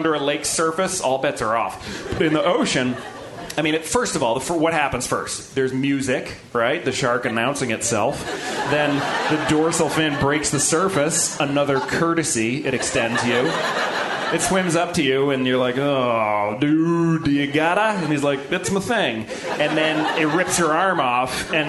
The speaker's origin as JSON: {"language": "English", "town": "Boston", "region": "Massachusetts", "country": "United States", "tie": "born or raised there", "said": "I grew up in Boston near the ocean."}